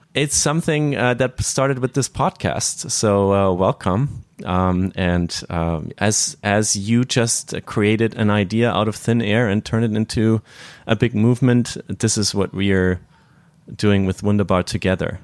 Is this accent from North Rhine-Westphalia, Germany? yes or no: no; northern Bavaria, Germany; I'm from the from Bavaria, from the northern part, which is Protestant and kind of more serious